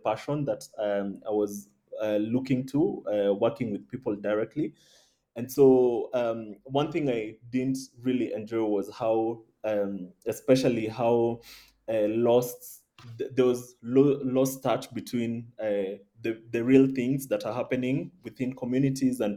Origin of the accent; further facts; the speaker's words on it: Nairobi, Kenya; I was born and raised in Nairobi